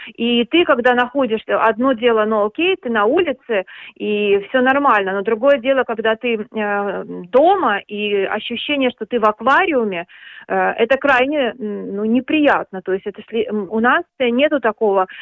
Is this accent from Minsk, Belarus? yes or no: yes; Minsk, Belarus; moved away as an adult; now in Denmark; я уехала из Минска, из Беларуси, я, я минчанка